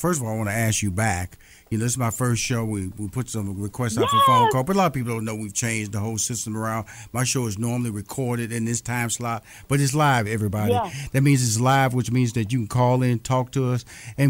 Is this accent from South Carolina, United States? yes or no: no; Houston, Texas, United States; also born or lived in New York City / Chicago / Los Angeles; now in Atlanta, United States; I'm currently make Atlanta, Georgia my home. I'm born and raised in Houston, Texas. I've lived in New York City, Chicago, Los Angeles.